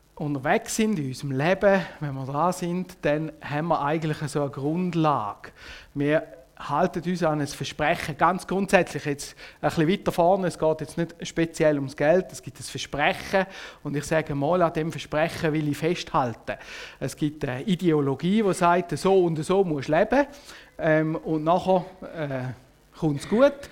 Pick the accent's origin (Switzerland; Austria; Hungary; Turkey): Switzerland; also born or lived in Biel; uns als Schweizer